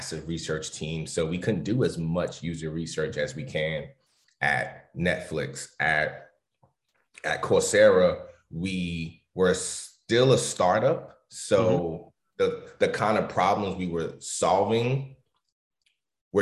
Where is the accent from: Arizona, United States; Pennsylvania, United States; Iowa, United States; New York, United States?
New York, United States; New York City; I grew up in New York City, which is one of the culture capitals of the world.